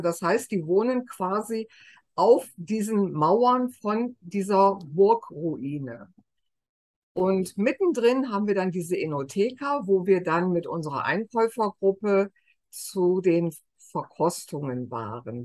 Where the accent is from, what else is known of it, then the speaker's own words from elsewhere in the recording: Germany; wir immer so sagen als Deutsche